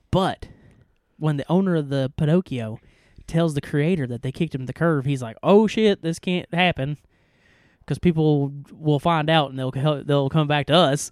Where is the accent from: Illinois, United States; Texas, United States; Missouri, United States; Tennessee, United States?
Tennessee, United States; East; we are two idiots from East Kentu-, East Tennessee